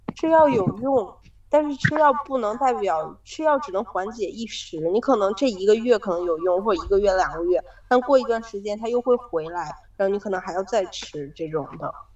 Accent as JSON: {"language": "Chinese", "region": "Inner Mongolia", "country": "China", "moved": "as an adult", "lives_now": "Japan", "said": "因为我们是来自于内蒙古啊，本身就是冷的"}